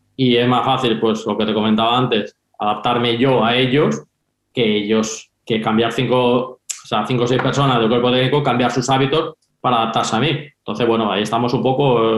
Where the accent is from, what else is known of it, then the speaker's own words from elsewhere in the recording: Valencia, Valencian Community, Spain; moved away as an adult; now in Finland; yo soy de Valencia